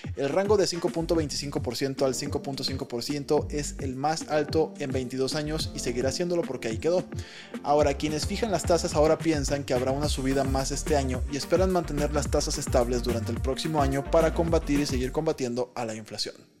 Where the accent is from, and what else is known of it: Mexico